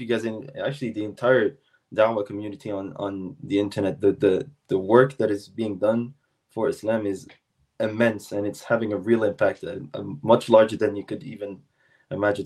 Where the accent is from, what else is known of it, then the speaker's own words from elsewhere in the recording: South Shore of Montreal, Quebec, Canada; I'm from the South Shore of Montreal